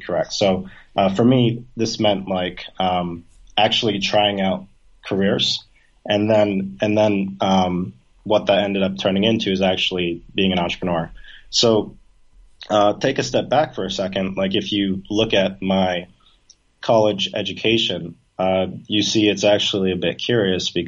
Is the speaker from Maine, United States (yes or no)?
yes; Maine, United States; moved away as an adult; also born or lived in New York; now in Ho Chi Minh City, Vietnam; I grew up in like a small town in Maine